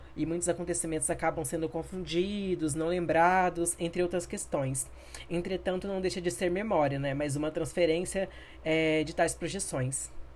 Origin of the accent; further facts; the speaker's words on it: Campo Grande, Mato Grosso do Sul, Brazil; sou natural de Campo Grande